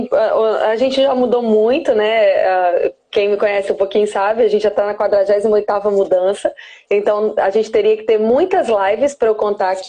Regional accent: Belford Roxo, Rio de Janeiro, Brazil; Nasci aqui no Rio de Janeiro, nasci em Belfor Roxo. Eu sou da Baixada!

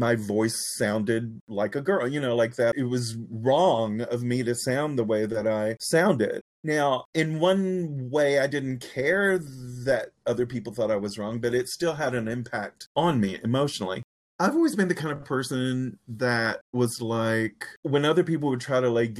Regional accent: the South, United States; accent: Southern; moved away as an adult; my Southern accent

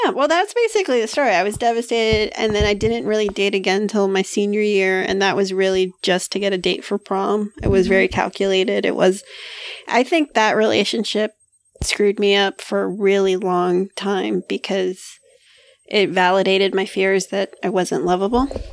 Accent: Hialeah, Florida, United States; I'm from Hialeah

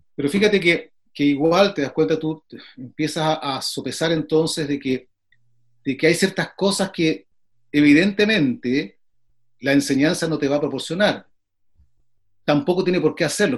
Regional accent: Chile; soy chileno

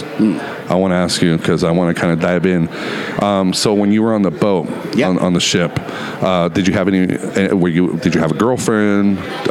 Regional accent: United States; accent: Chicano / Pocho; They could tell I have like a Chicano or a Pocho.

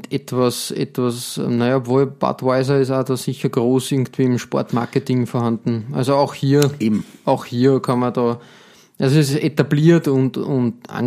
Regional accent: Austria; wir sind Österreicher

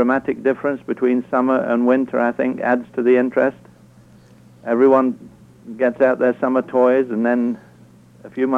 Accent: England, United Kingdom; now in Alaska, United States; I'm from England originally

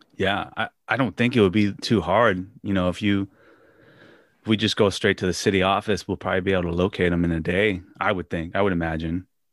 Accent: Washington, United States; moved away; my days of growing up in Washington State

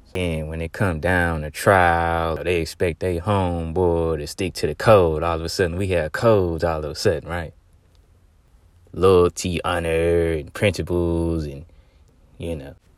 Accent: Texas, United States; Texas related, because, uh, this is, uh, my home state

